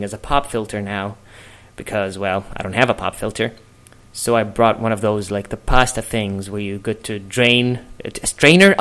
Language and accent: English; Egypt; moved away as an adult; now in Los Angeles, United States; I'm a comedian, I'm from Egypt, which kind of explains the accent